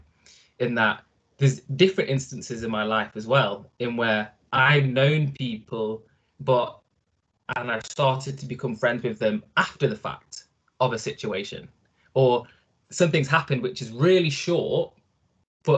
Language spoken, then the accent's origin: English; Nottingham, East Midlands, United Kingdom; also born or lived in Italy / United States; Also raised in Nottingham. Not born in Nottingham, born in Italy